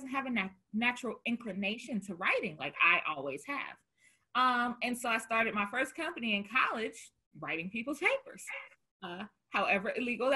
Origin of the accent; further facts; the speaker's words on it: the South, United States; now in Chicago, United States; I'm from the South.